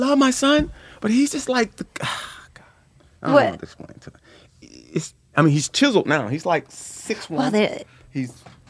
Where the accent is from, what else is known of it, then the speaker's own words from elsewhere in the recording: Los Angeles, California, United States; I grew up in South Central. Oh, wow. South Central Los Angeles, yeah.